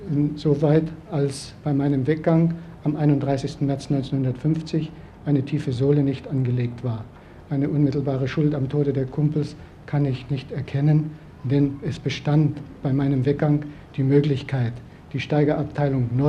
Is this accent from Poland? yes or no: yes; Silesian Voivodeship, Poland; moved away; dass ich als Schlesier gern wieder in meine Heimat zurückkommen würde